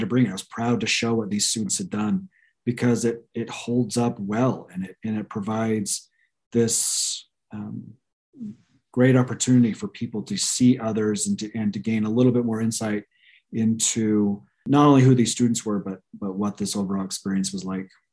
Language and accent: English; the West, United States; I grew up in the West